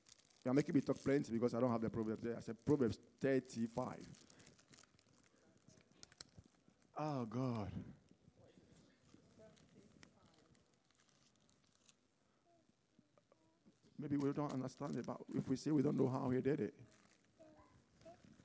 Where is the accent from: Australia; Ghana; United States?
Ghana; also born or lived in Bombay; now in England; I was born in Ghana